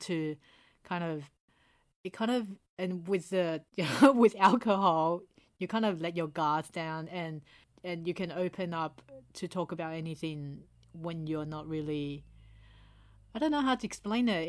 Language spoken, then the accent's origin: English; Taiwan; now in Sydney, Australia; we're from Asia, and especially from Taiwan